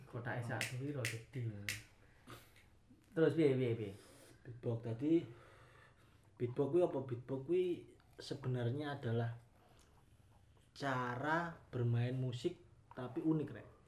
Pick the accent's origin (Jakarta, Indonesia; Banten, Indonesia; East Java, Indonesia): East Java, Indonesia; Kediri; Terus aku asli Kediri, lah ya. Apa seperti yang dikatakan Aji mau, kalau orang Kediri itu ganteng-ganteng, cantik-cantik.